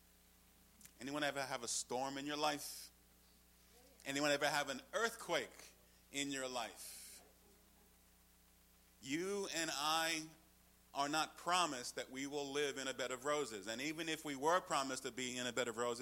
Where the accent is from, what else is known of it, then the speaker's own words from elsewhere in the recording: New York, United States; I'm from New York